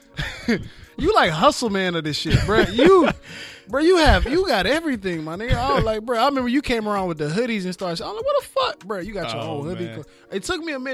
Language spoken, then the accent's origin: English; Baton Rouge, Louisiana, United States; now in Los Angeles, United States; I'm from Baton Rouge, Louisiana, man. Born and raised, moved out here in L.A. in 2006 after Hurricane Katrina